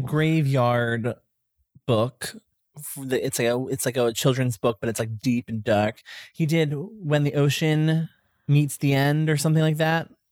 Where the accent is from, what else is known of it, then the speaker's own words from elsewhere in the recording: Pasadena, United States; I'm from Pasadena.